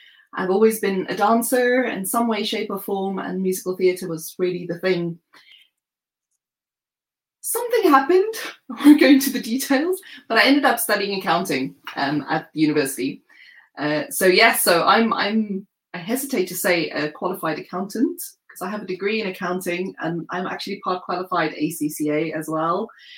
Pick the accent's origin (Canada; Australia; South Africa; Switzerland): South Africa; now in United Kingdom; from South Africa, although I've lived in the UK for more than a decade now. So I understand that my accent is mellowed somewhat.